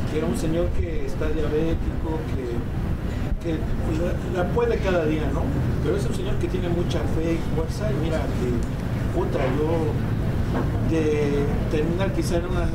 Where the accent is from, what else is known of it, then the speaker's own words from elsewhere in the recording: Nezahualcóyotl, State of Mexico, Mexico; Yo también aquí como el compañero soy de Ciudad Neza y el pues barrio es el barrio.